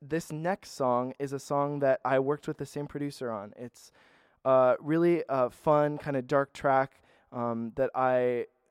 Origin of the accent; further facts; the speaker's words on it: Minneapolis, Minnesota, United States; moved away as an adult; now in Los Angeles, United States; I'm originally from Minneapolis